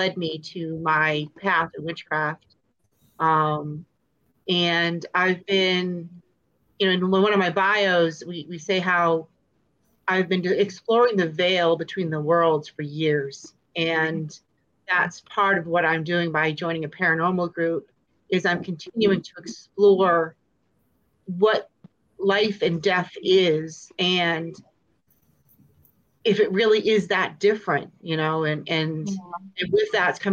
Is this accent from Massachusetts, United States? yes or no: yes; Lynn, Massachusetts, United States; I'm originally from Massachusetts. I grew up in the Salem area. I actually grew up in Lynn, which is part of the old Salem Village